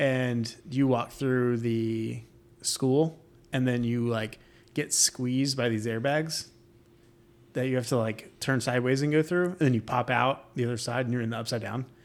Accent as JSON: {"language": "English", "region": "New York", "country": "United States", "moved": "yes", "lives_now": "Florida, United States", "said": "I'm from New York, and snow falls."}